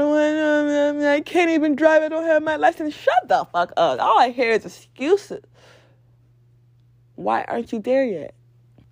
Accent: Nigeria; moved away; I went to boarding school and high school in Nigeria

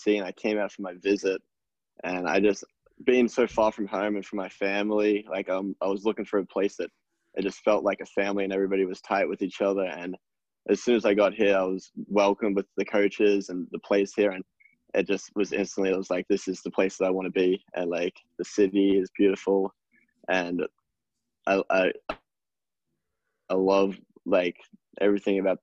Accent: Geelong, Victoria, Australia; now in United States; I'm from like the south of Australia, like the very bottom of Australia. It's called Geelong

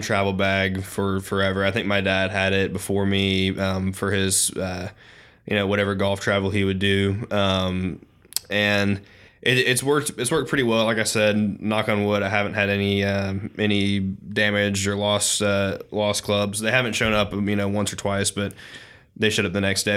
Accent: the South, United States; being a Southerner

